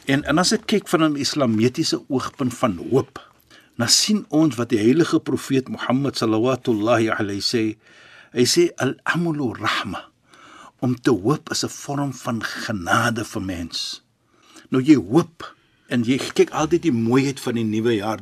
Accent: Cape Town, Western Cape, South Africa; ek is 'n Kaapenaar

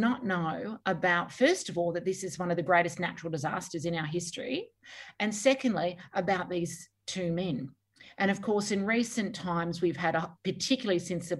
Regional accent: Cowra, New South Wales, Australia; from Cowra and Brungle, so my nation is the Wiradjuri Nation.

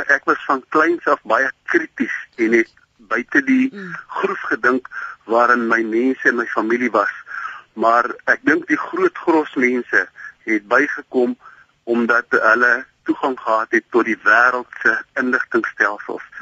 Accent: South Africa; ek is 'n trotse Afrikaner

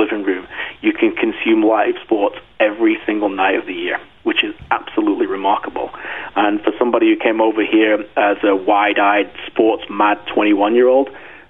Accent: England, United Kingdom; the mentality that I grew up with in Northern England

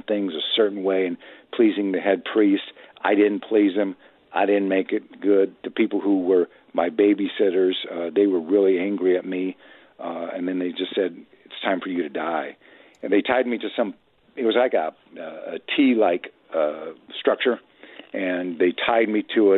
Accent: Midwest, United States; I was raised in the Midwest

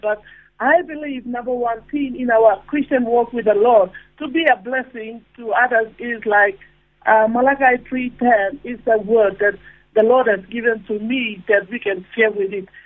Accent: Papua New Guinea; now in Kalgoorlie, Australia; I'm not from here, I'm from Papua New Guinea, but I'm blessed in uh, Kalgoorlie

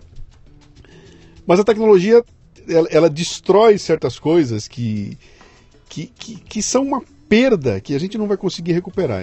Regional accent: Bauru, São Paulo, Brazil; moved away as an adult; Eu saí de Bauru para vir para São Paulo, capital, com 18 anos de idade

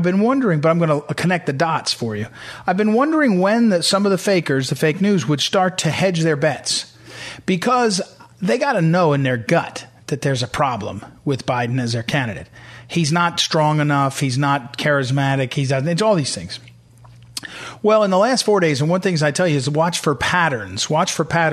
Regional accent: Missouri, United States; I'm from Missouri

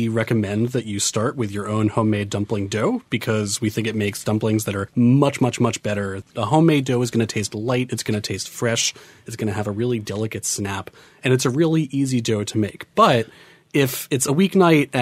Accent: New York City, New York, United States; to grow up in Queens

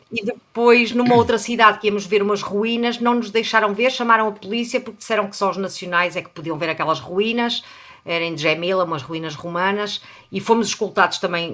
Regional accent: Portugal; nós somos portugueses

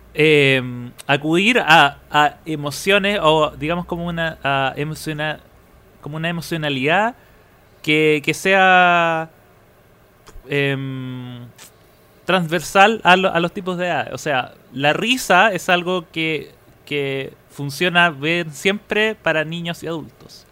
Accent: Viña del Mar, Valparaíso, Chile; moved away; cada vez que yo viajaba a, mi ciudad natal.

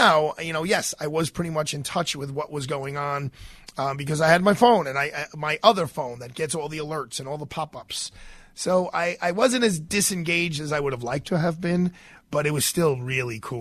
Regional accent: New York, United States; I'm a New Yorker

